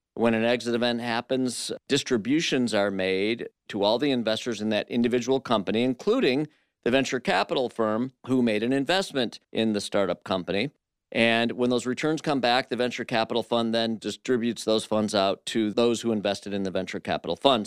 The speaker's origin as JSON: {"language": "English", "town": "Flint", "region": "Michigan", "country": "United States", "said": "I'm from Flint, Michigan"}